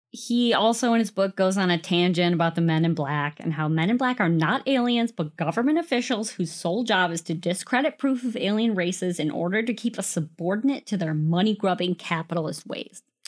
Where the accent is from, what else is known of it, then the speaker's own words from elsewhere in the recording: Western Wisconsin, United States; I'm from Western Wisconsin